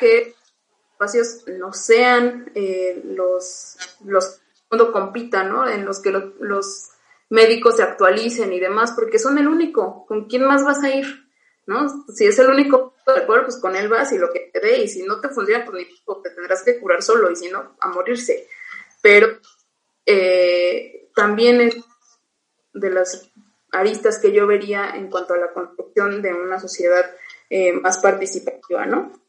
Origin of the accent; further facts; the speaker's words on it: Oaxaca, Mexico; vuelvo a, mi pueblo, este, no hay kinder, sí hay primaria y hay telesecundaria, y párale de contar, hay que caminar a buscar un bachillerato